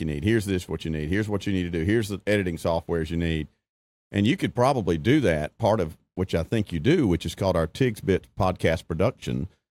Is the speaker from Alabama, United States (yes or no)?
yes; Alabama, United States; growing up in Alabama, even going to school at Troy.